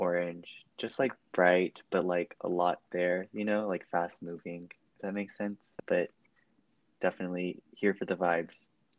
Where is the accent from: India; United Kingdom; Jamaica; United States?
United States; Beaumont, Texas; moved away as an adult; also born or lived in Houston, Texas / Louisiana; now in Austin, United States; I spent most of my life in the Gulf Coast area. I lived in Louisiana for a couple years, and I grew up mainly in Beaumont, which is a small town in southeast Texas.